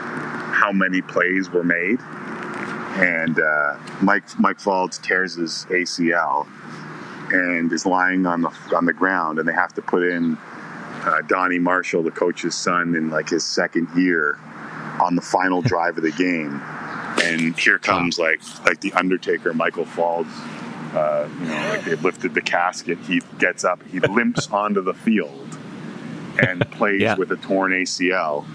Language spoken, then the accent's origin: English; Toronto, Ontario, Canada; I'm from Scarborough in Toronto.